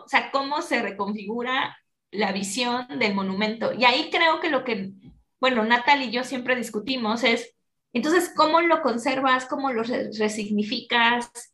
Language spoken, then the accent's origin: Spanish; Mexico; siendo yo mexicana y todo, y habiéndolo vivido